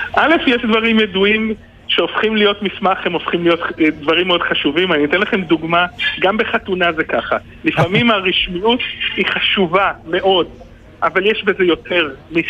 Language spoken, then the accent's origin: Hebrew; Israel